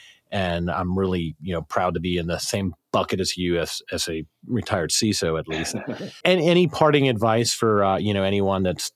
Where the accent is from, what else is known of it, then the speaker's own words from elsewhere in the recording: South Carolina, United States; I grew up in South Carolina